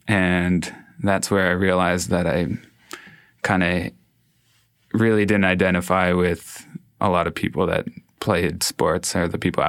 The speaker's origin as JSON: {"language": "English", "town": "Toronto", "region": "Ontario", "country": "Canada", "tie": "born or raised there", "also_born_or_lived": "Montreal", "moved": "as an adult", "said": "I grew up in East End, Toronto. And I went to high school in like an area more downtown Toronto."}